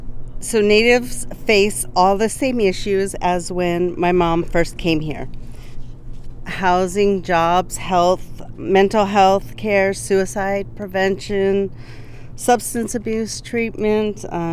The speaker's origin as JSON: {"language": "English", "town": "Standing Rock", "country": "United States", "also_born_or_lived": "Rosebud", "said": "and I am Lakota. I am from Standing Rock and Rosebud."}